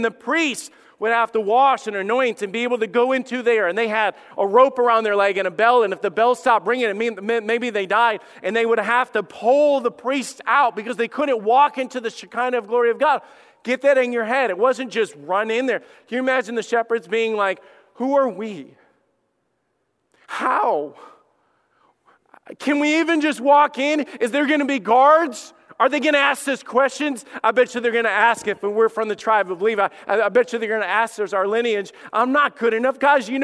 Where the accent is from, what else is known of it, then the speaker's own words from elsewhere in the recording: Somerville, Alabama, United States; I grew up in Somerville, Alabama